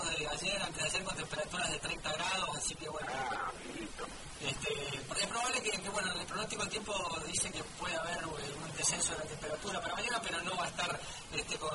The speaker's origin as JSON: {"language": "Spanish", "country": "Argentina", "said": "nosotros los argentinos"}